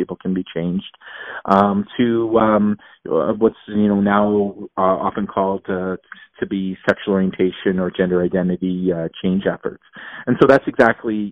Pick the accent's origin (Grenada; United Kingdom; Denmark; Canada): Canada; Alberta; born and raised in Alberta